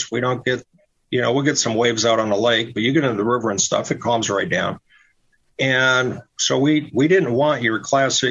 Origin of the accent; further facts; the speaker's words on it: Royal Oak, Michigan, United States; also born or lived in Traverse City, Michigan; I'm actually from Michigan. And I kind of call Royal Oak, Michigan, which is a suburb of Detroit, my hometown